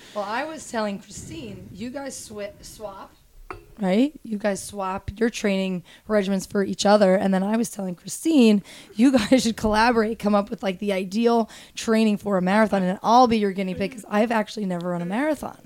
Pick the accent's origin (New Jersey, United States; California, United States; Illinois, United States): New Jersey, United States; Toms River; I grew up in Toms River, New Jersey, so Jersey Shore